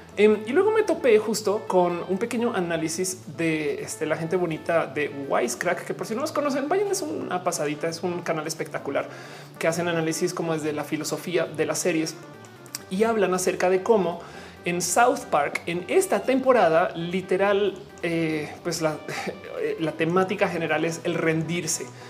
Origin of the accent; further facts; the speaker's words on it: Mexico; nosotros como mexicanos